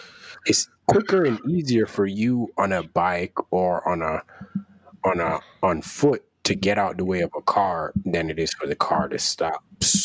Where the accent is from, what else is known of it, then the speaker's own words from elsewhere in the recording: Jamaica; moved away; Because I'm from Jamaica and I'm from a place where you're taught that a car will hit you.